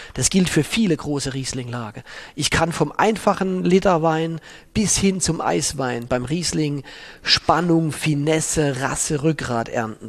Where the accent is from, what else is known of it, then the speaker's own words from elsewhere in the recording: Baden-Württemberg, Germany; moved away; In der Burgunderregion in Südbaden, wo ich aufgewachsen bin